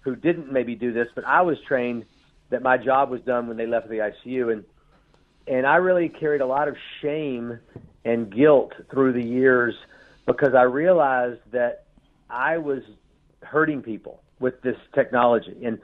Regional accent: Shreveport, Louisiana, United States; I grew up in the South, and my father left us when I was little, and we didn't have any money. We lived in a little four-room house in Shreveport, Louisiana

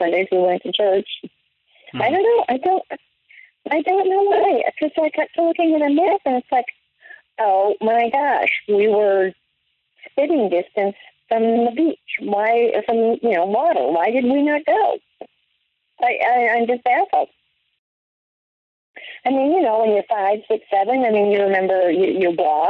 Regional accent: Midwest, United States; moved away; also born or lived in New York / Colorado; growing up in the Midwest, except for 2 years in New York, but otherwise growing up in the Midwest and then in Colorado

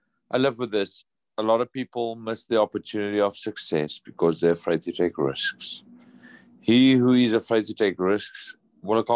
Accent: South Africa; moved away as an adult; now in United States; not in South Africa, my home country.

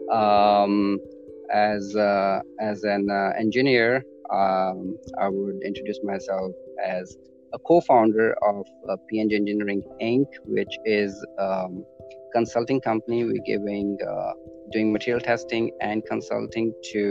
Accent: Chandigarh, India; moved away as an adult; now in Toronto, Canada; I was born in India, in Chandigarh, right? Spent my 27 years of my life there.

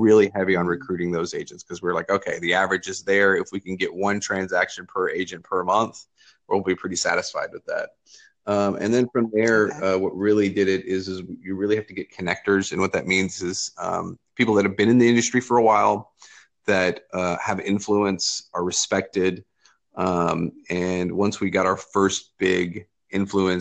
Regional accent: Lexington, Kentucky, United States; I am from Lexington, Kentucky. I own a large real estate brokerage here

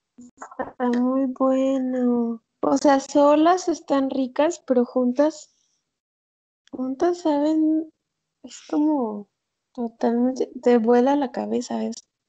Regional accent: San Andrés Tuxtla, Veracruz, Mexico; moved away; yo soy de San Andrés Tuxtla, mi mamá también

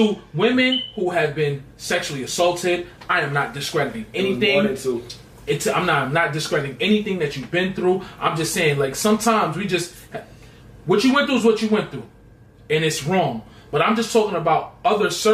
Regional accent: New York, United States; I'm a New Yorker.

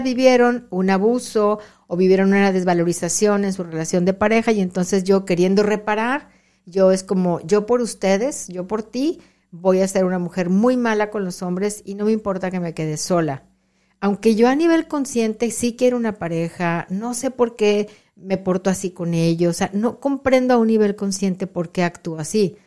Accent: Monterrey, Nuevo León, Mexico; moved away as an adult; now in Rio Grande Valley, Texas, United States; soy originaria de Monterrey

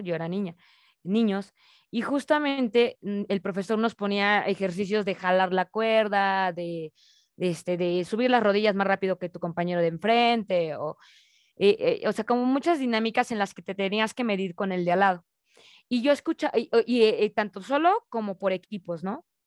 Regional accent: Mexico; como mexicanos más bien, nos dicen

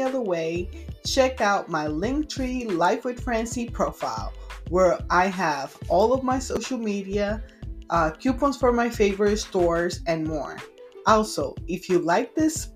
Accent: Puerto Rico; I am from Puerto Rico

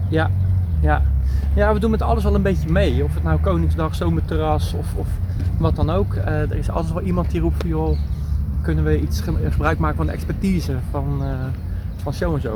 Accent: Vlaardingen, South Holland, Netherlands; moved away as an adult; also born or lived in Schiedam / Bodegraven; now in Rotterdam, Netherlands; ik ben geboren in Schiedam. Ik ah, eh, heb nooit een geheim van gemaakt. Eh, maar ik heb er nooit gewoond. Maar ja, in je paspoort blijft dan wel staan dat je Schiedammer bent. En eh, ik voel mij Vlaardinger. omdat ik er altijd heb gewoond.

